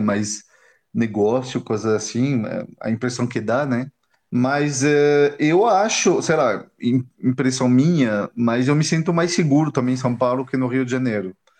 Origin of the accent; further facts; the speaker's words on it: France; Portuguese is a second language; moved away as an adult; also born or lived in England / Germany / Brazil; eu me mudei da França para a Inglaterra em 2000, 2000, 2001.